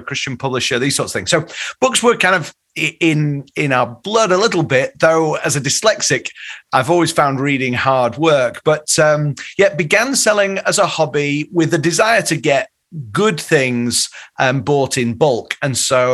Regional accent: Leeds, Yorkshire and the Humber, United Kingdom; now in Chicago, United States; I grew up in Leeds

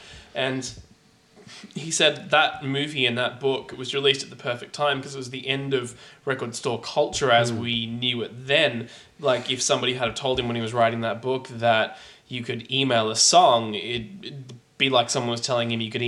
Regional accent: New Zealand; moved away; I grew up in New Zealand

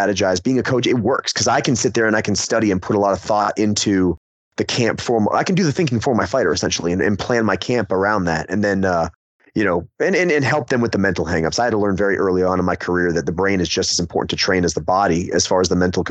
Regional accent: Florida, United States; now in Hendersonville, United States; I was originally from Florida. That's where I was born. So I've spent most of my life here in the Southeast.

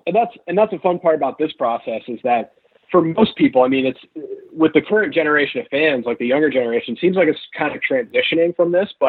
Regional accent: Chicago, Illinois, United States; I'm from Chicago. Let's do it.

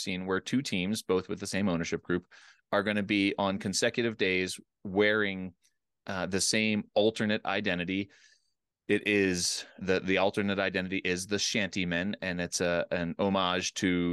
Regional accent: East Coast, United States; I grew up in the East Coast, a lot of lakes.

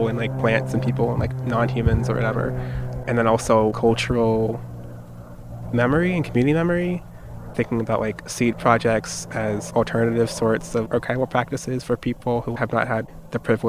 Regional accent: South Florida, United States; I grew up in South Florida

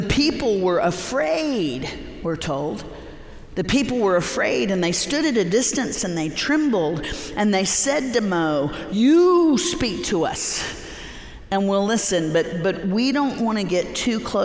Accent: Central Florida, United States; we grew up in Central Florida

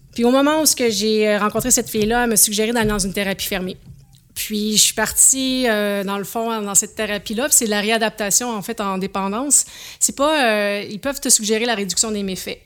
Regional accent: Saint-Marc-sur-Richelieu, Quebec, Canada; moved away; also born or lived in Charlevoix; j'ai grandi sur la rive de Montréal, à Saint-Marc-sur-le-Richelieu

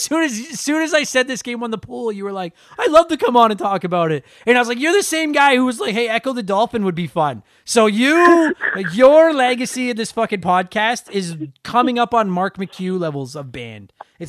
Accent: Canada; I'm Canadian.

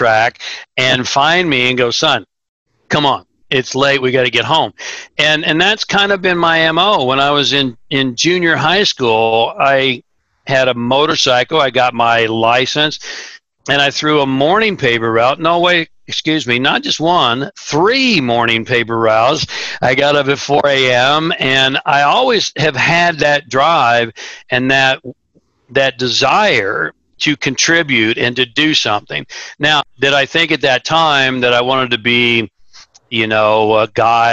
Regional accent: Tulsa, Oklahoma, United States; I grew up in Tulsa, Oklahoma, which is the buckle of the Bible Belt.

